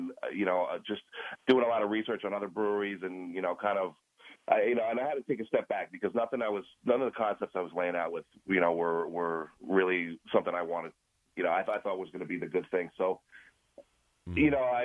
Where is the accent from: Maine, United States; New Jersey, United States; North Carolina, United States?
New Jersey, United States; Clifton; I grew up in Clifton, and so did Tom. So we're both Clifton guys